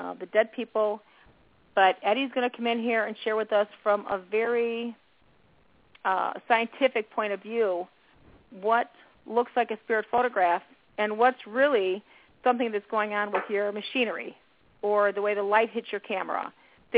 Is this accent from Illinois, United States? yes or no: yes; Chicago, Illinois, United States; I was raised around 55th and Kedzie